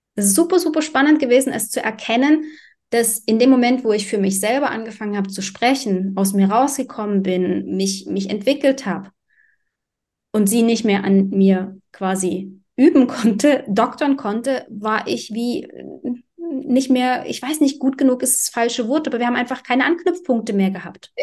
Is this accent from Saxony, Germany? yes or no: yes; Dresden, Saxony, Germany; ich bin in Dresden aufgewachsen